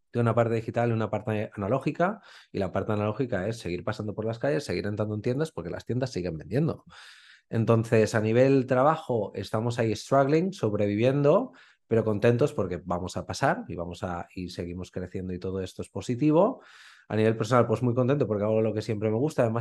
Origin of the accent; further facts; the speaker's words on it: Spain; como buen español, pensaba, pero si me voy a morir de hambre